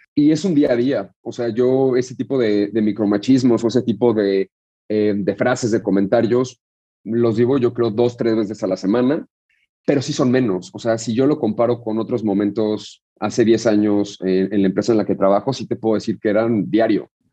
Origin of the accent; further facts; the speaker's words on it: Mexico; nos definen como mexicanos